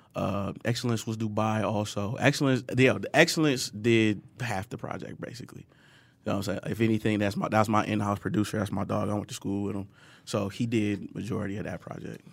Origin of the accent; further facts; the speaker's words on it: Detroit, Michigan, United States; growing up in Detroit, uh, son of a single mo-, I'm a older brother, too